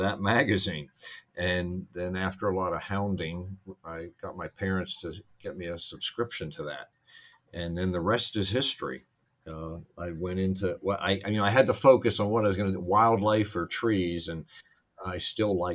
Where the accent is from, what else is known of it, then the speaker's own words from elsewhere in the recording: Pittsburgh, Pennsylvania, United States; I grew up in Pittsburgh